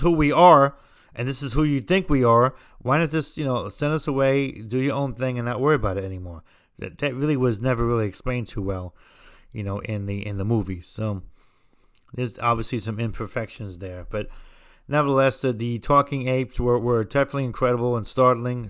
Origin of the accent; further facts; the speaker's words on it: New Jersey, United States; I'm from New Jersey